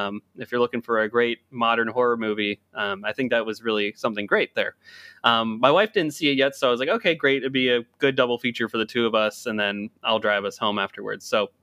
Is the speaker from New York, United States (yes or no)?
no; Hershey, Pennsylvania, United States; now in Washington, United States; so I currently live in the Washington DC area right now, but growing up, I grew up in Hershey, Pennsylvania.